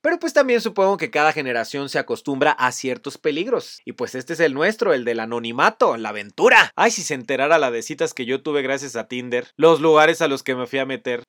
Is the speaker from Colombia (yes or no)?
no; Mexico; moved away as an adult; Cuando cumplí 18 años salí de México por un intercambio escolar